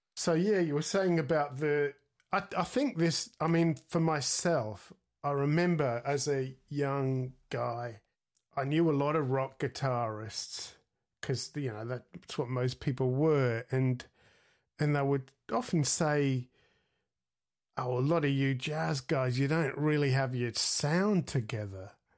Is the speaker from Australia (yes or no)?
yes; Australia; also born or lived in Sydney, Australia; I grew up in Australia in, in the, you know, in the seventies